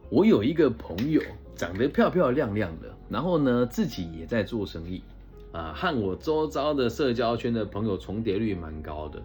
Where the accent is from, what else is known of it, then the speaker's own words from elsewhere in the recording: Changhua County, Taiwan; moved away as an adult; also born or lived in Taichung; 我小时候是在乡下读书的嘛，西湖高中哦，就彰化一个小小的乡镇